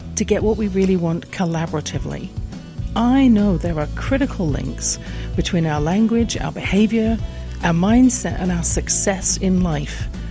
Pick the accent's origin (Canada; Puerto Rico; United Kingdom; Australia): United Kingdom; England; born or raised there